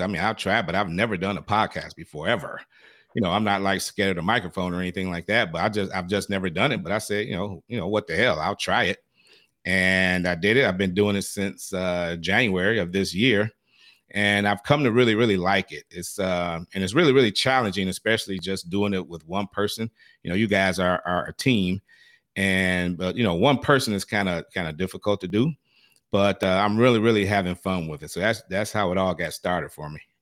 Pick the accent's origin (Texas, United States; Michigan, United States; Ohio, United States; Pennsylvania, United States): Michigan, United States; Detroit; moved away; originally I'm from Detroit. I don't know if I mentioned that, but I am originally from Detroit